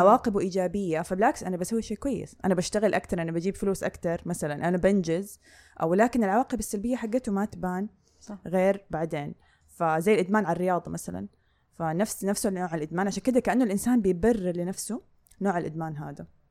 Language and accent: Arabic; Saudi Arabia; عندنا في السعودية